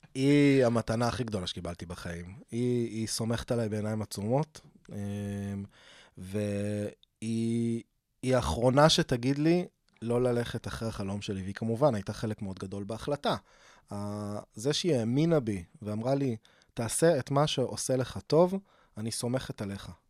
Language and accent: Hebrew; Rishon LeZion, Central District, Israel; also born or lived in Beersheba / Eilat; now in Holon, Israel; חזרנו לבאר שבע לכיתות א'-ב', ועברנו לראשון ב-88, ב- אה, שם התחלתי ג' ו- ואז אה, רשל"צי עד, עד גיל 27